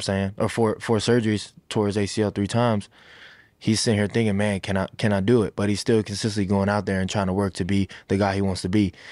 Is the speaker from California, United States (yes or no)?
no; Sanford, Florida, United States; that's the city I'm from. That's the city where I feel like I was made to be the man I am today